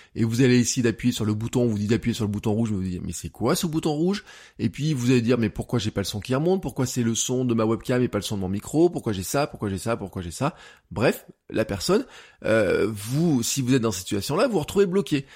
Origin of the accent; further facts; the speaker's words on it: Auvergne-Rhône-Alpes, France; En tant qu'Auvergnat